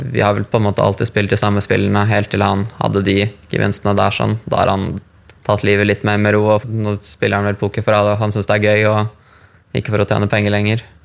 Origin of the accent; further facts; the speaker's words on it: Larvik, Vestfold, Norway; moved away as an adult; also born or lived in Thailand; now in London, United Kingdom; kjøpte leilighet i hjembyen min Larvik